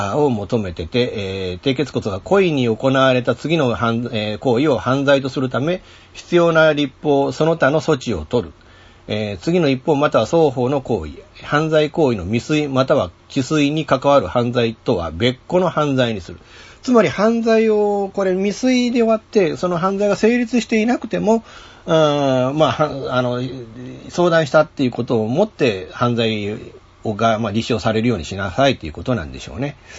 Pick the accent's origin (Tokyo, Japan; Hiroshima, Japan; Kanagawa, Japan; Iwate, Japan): Hiroshima, Japan; Fukuyama; 福山でねちょっと新たにちょっとコンテンツを作んなきゃいけなくなったっていうことでこう、まあ、自分の地元での仕事